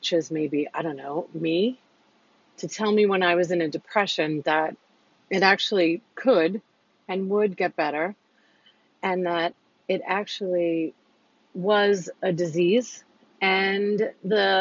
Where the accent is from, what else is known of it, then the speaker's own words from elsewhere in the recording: New York, United States; I'm a New Yorker